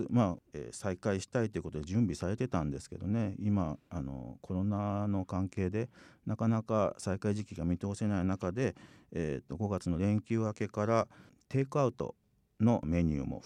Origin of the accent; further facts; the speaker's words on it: Fukuoka, Japan; 私あの10年ぐらい前からあの地元博多の櫛田神社の写真の記録係なんかを務めるようになった